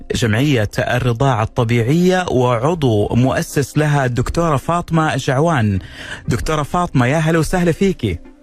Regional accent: Saudi Arabia; عندنا في الخليج العربي وفي السعودية

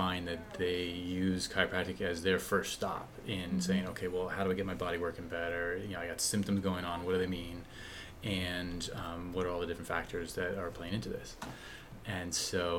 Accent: New Jersey, United States; moved away; also born or lived in Midwest / Vermont/New Hampshire area; I grew up in New Jersey

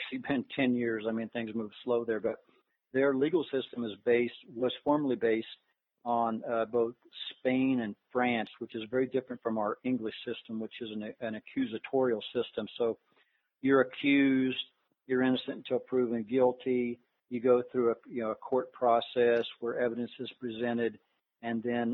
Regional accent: Colorado, United States; I'm from Colorado

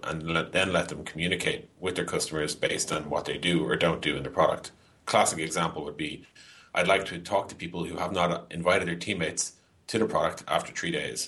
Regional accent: Dublin, Leinster, Ireland; also born or lived in San Francisco; I am Irish, yeah, born and bred. I've basically lived in Dublin, Ireland

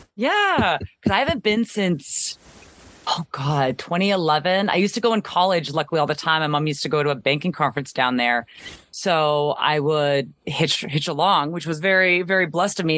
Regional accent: Canada; growing up in Canada

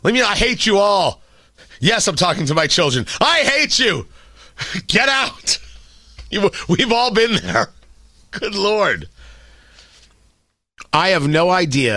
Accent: United States; as an American

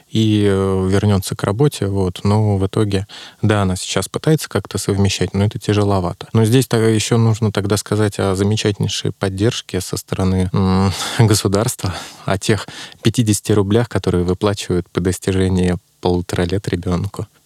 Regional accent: Saint Petersburg, Russia; Ну, я из Петербурга

